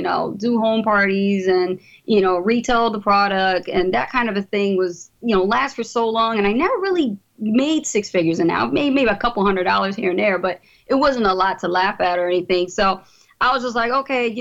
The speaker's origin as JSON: {"language": "English", "town": "Trenton", "region": "New Jersey", "country": "United States", "tie": "born or raised there", "said": "I'm from Trenton, New Jersey originally. I was raised in the poorest section of Trenton"}